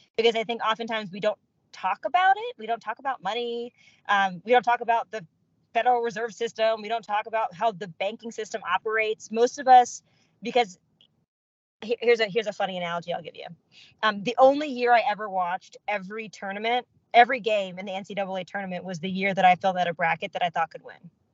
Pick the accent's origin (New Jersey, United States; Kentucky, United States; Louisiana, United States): Kentucky, United States; Louisville; I'm from Louisville. That part's you know easy. Um, I'm a first generation American. My dad is of Indian origin. My mom is from Sudan. Uh, they emigrated to the states in '82, and I was born here.